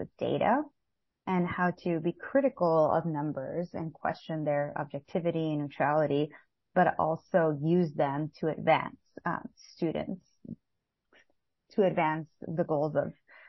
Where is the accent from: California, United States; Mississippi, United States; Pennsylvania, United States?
California, United States; Los Angeles; now in New Jersey, United States; I was born and raised in East Los Angeles, California, and now I reside in New Jersey.